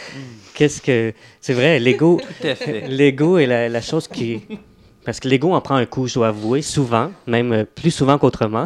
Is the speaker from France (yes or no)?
no; Mont-Tremblant, Quebec, Canada; je viens d'un petit bled où c'était pas tellement théâtral ou artistique. Donc, je viens de, du coin du Mont-Tremblant, Saint-Jevite.